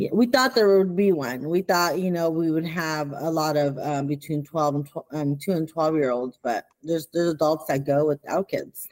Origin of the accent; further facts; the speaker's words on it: Pico Rivera, California, United States; also born or lived in Los Angeles, California; I was raised in Pico Rivera, California